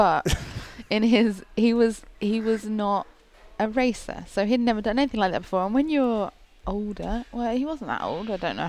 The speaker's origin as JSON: {"language": "English", "country": "United Kingdom", "accent": "British", "said": "I sound British. So I sound like a mongrel. British. Although every American seems to think I'm from Australia."}